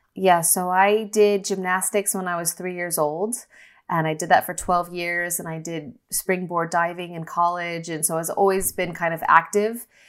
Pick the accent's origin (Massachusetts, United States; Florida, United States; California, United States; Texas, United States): California, United States; Northern; also born or lived in Los Angeles; I grew up in California, Northern California